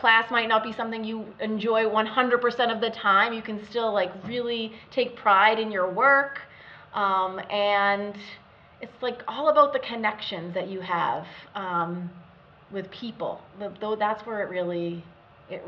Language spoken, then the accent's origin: English; Malden, Massachusetts, United States; Malden, which was my hometown at the time